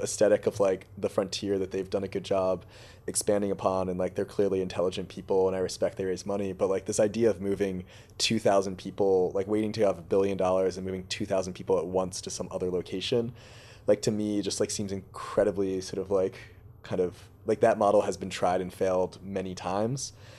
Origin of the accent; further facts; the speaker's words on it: Boston, Massachusetts, United States; I grew up in Boston